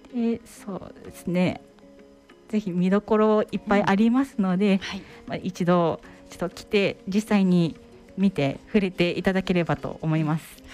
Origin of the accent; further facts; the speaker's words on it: Toyohashi, Aichi, Japan; now in Maizuru, Japan; 愛知県特にあの私は豊橋出身なんですけれども